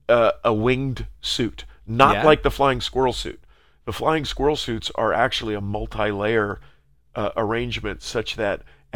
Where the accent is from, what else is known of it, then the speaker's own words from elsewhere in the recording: San Diego, California, United States; I grew up in San Diego, right next to a place called Belmont Park in South Mission Beach